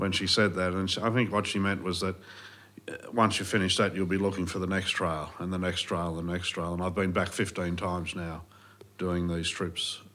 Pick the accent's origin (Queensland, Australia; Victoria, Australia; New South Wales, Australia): New South Wales, Australia; Sydney; also born or lived in Tomerong / Bowral; I grew up, my sister and I, in Sydney for, I guess, the first 7 years of my life in the eastern suburbs. And then when my father bowed out of that industry, we moved down to the south coast, down to Tomorong